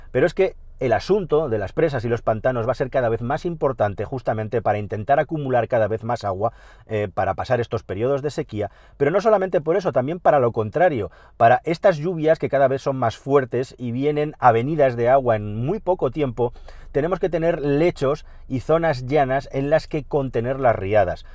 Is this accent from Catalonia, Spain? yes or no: yes; Catalonia, Spain; en Cataluña, en mi tierra